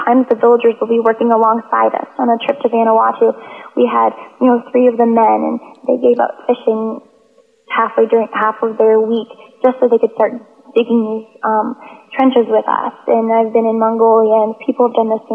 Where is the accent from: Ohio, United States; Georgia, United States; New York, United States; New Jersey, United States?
Georgia, United States; I'm from Georgia in the States